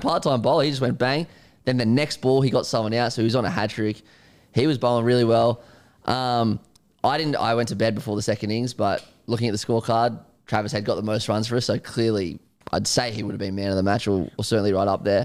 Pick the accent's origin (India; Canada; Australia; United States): Australia; an Australian cricket fan